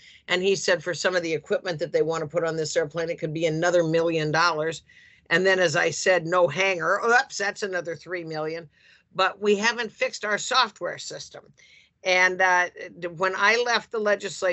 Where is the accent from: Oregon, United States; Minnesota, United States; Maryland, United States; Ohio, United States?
Oregon, United States; Central; I grew up in Central Oregon, which is the high desert country of Oregon